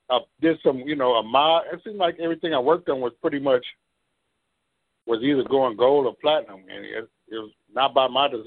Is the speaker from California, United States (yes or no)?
yes; Compton, California, United States; like in growing up in Compton, we had some music programs at the time